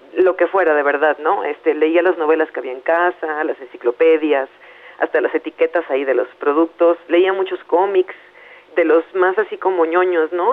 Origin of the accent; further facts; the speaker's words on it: Veracruz, Mexico; Yo nací en Veracruz, en el puerto de Veracruz en los años 80, en una familia también de clase media